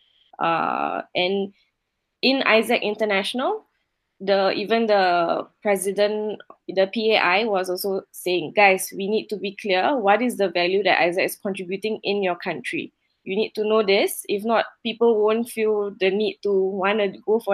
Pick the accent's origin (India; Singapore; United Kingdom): Singapore; moved away; I was growing up in Singapore